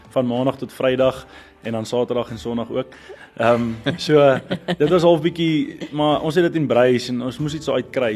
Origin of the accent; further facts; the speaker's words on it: South Africa; as Suid-Afrikaners